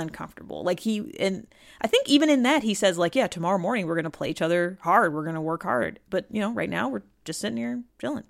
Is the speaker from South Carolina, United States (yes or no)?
no; Cleveland, Ohio, United States; I am from Cleveland, born and raised